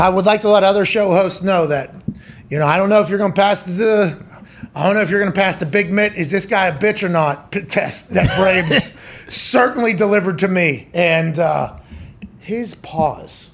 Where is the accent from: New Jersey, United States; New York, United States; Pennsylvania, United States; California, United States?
Pennsylvania, United States; Pittsburgh; I said Pittsburgh